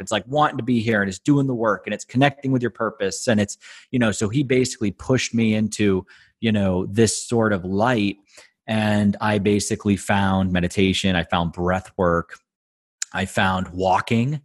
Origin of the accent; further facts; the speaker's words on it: Boston, Massachusetts, United States; moved away as an adult; now in Luxembourg; I grew up in the Boston area